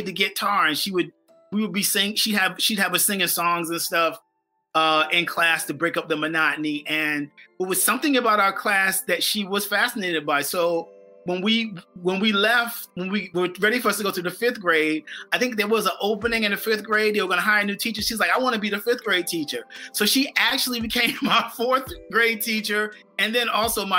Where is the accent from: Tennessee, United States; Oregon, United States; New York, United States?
New York, United States; Bridgehampton; also born or lived in Southampton, New York; I grew up in Bridgehampton, and Bridgehampton is a village in the town of Southampton